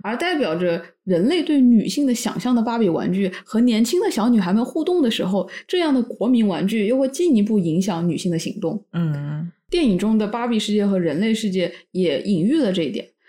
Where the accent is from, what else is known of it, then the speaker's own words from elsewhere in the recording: Wuhan, Hubei, China; 我是武汉人